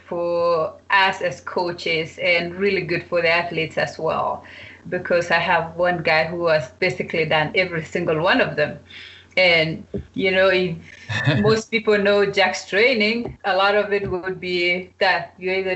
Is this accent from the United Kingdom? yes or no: no; Kapsabet, Nandi County, Kenya; moved away as an adult; also born or lived in Arkansas, United States / Georgia, United States; growing up in Kapsabet